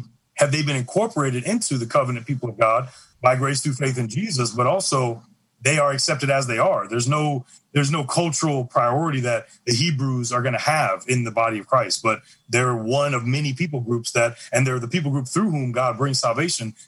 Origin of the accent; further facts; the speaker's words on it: St. Louis, Missouri, United States; I grew up in St. Louis, Missouri, very racially segregated city.